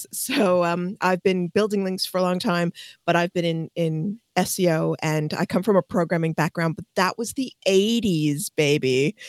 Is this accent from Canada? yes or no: yes; Canada; now in United Kingdom; I'm Canadian, obviously, but I live in the UK.